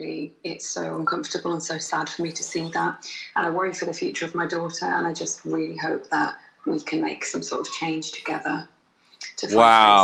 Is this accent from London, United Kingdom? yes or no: no; Wolverhampton, West Midlands, United Kingdom; I'm from Wolverhampton.